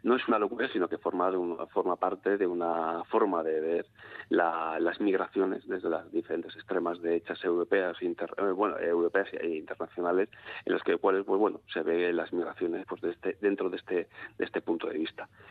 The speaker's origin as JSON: {"language": "Spanish", "town": "Bilbao", "region": "Basque Country", "country": "Spain", "said": "soy bilbaíno, pongo ejemplos bilbaínos"}